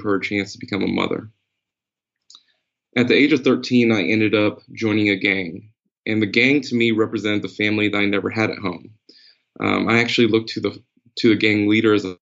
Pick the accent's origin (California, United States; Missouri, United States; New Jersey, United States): New Jersey, United States; I was born in New Jersey. And on the block that I was born on, it was just rife with crime. We were just in poverty